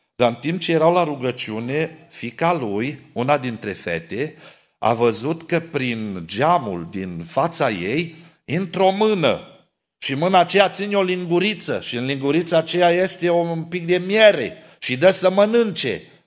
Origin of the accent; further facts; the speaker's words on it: Câmpia Turzii, Cluj County, Romania; Când eram copil la noi la Câmpia Turzii